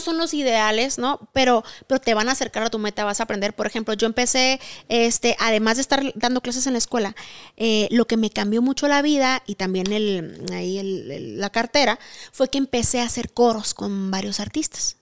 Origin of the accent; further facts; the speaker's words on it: Sonora, Mexico; moved away as an adult; now in Mexico City, Mexico; soy de Sonora y tengo 10 años viviendo aquí en la Ciudad de México